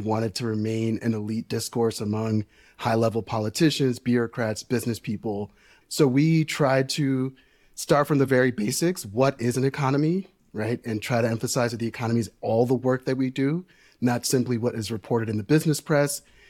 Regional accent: New York City, New York, United States; Yeah, I grew up working class in New York City. My parents are Dominican immigrants.

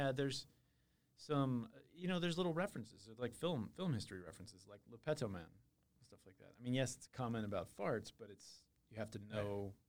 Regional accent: Iowa, United States; moved away; we used to live in Iowa. I was born in Iowa, actually.

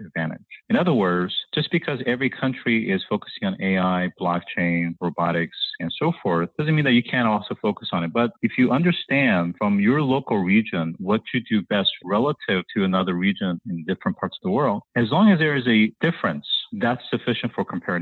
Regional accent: South Korea; moved away; I grew up in South Korea during the 1970s

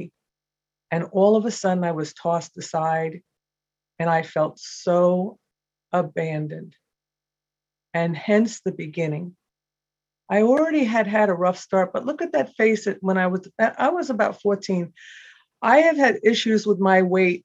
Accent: United States; moved away; I'm from New York originally, and I was an adopted child.

